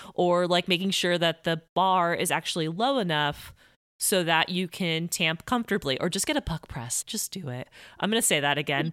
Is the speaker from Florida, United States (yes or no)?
yes; Miami, Florida, United States; I'm from Miami